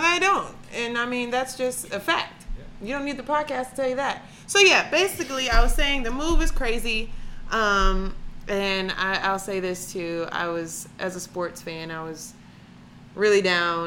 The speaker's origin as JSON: {"language": "English", "town": "Atlanta", "region": "Georgia", "country": "United States", "moved": "yes", "lives_now": "Cleveland, United States", "said": "I'm from Atlanta, Georgia"}